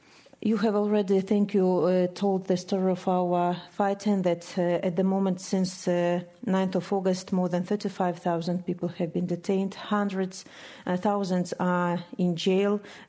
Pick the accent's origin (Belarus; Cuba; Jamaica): Belarus; English is a second language; I grew up in a very small city in Belarus.